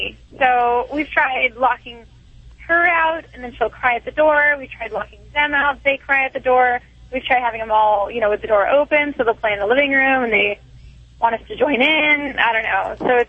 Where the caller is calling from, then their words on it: Long Beach, California, United States; I'm calling from Long Beach, California.